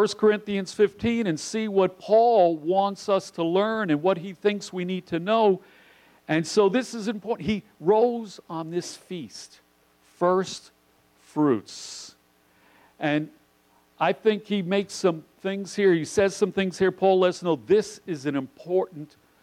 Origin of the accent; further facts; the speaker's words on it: New York City, New York, United States; I grew up in New York City